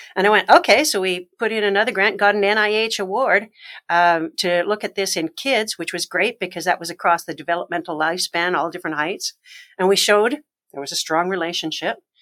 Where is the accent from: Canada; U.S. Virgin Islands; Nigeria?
Canada; moved away; also born or lived in Alberta / Nova Scotia / Ontario; I'm originally Canadian.